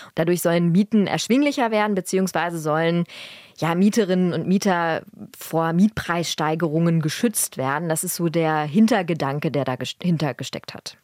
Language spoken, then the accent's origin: German; Berlin, Germany; Ich bin Berlinerin, das heißt, ich bin hier groß geworden